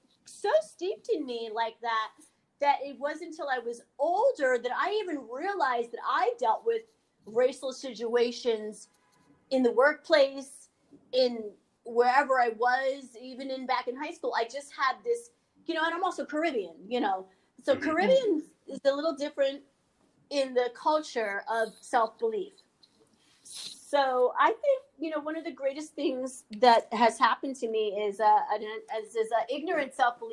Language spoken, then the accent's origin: English; New York, United States; my background is I grew up in New York. I was mostly around Black families, but I went to an all-Jewish, very high-end private school called Horace Mann.